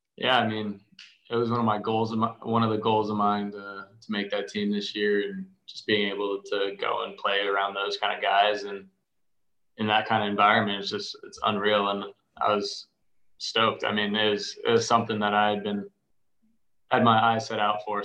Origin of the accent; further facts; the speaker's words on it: Arizona, United States; growing up in Arizona